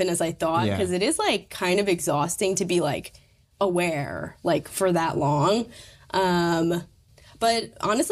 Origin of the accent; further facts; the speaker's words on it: Troy, United States; moved away as an adult; now in New York, United States; it's like kind of my hometown